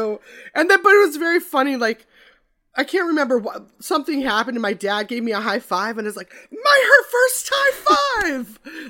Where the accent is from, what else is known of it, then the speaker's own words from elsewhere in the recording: Midwest, United States; Well, I'm from the Midwest, so I've driven Minnesota, Nebraska